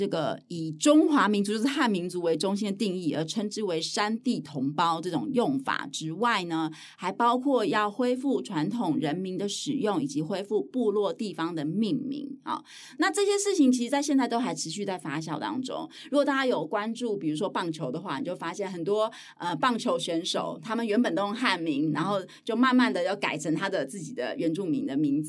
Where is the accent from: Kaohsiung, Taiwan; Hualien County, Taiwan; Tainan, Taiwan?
Hualien County, Taiwan; Hualien; 我从小住在花莲，所以我我身边非常多阿美族的同学